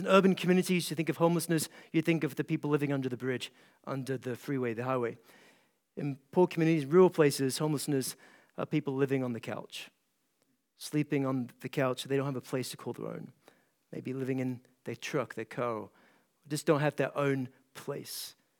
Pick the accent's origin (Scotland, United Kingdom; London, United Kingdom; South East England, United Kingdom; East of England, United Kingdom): Scotland, United Kingdom; east coast of; moved away as an adult; now in Kentucky, United States; I grew up in a small town in Scotland, off the east coast of Scotland, and, uh, now pastor in a small town in Kentucky